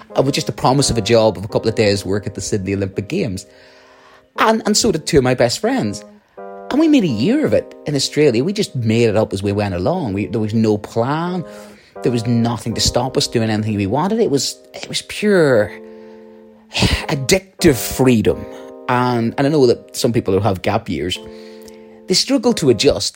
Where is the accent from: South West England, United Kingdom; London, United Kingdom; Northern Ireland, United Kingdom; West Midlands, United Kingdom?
Northern Ireland, United Kingdom; you can tell from my accent, um, a situation in, in the north of Ireland during the Troubles.